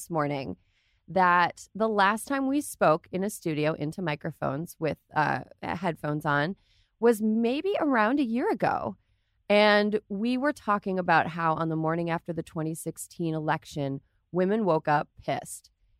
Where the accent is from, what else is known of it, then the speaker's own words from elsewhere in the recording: Wisconsin, United States; in Wisconsin, my home state, they used a computer.